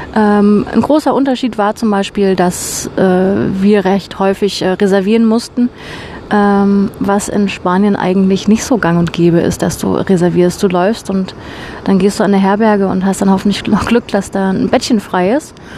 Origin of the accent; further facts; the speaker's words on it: Germany; moved away; bei uns in Deutschland